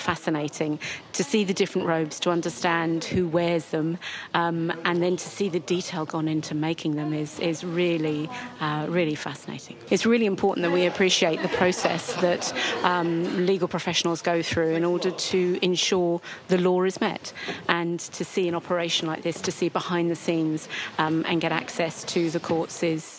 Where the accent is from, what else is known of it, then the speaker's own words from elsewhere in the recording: Bromley, London, United Kingdom; I'm from Bromley in Kent.